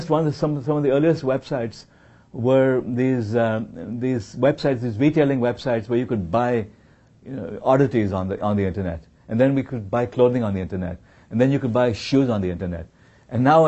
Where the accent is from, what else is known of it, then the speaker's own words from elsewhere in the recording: India; now in Silicon Valley, United States; I was born in India.